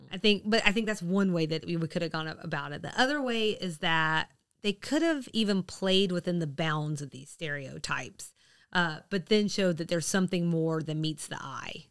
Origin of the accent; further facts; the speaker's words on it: the South, United States; we're from the South.